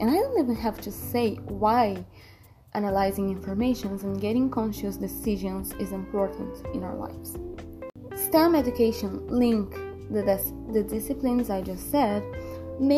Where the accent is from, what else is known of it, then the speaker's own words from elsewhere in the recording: Brazil; I'm from Brazil, I'm 16 years old